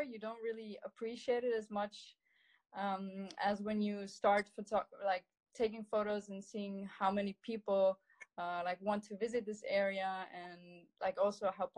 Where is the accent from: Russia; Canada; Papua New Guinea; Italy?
Italy; growing up in the Dolomites